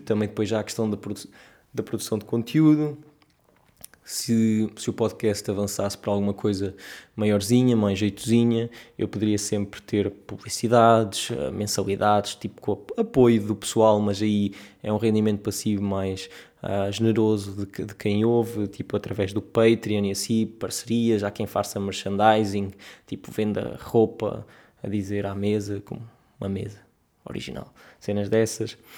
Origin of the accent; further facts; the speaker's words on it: Portugal; na nossa realidade enquanto portugueses pobres, jovens, tristes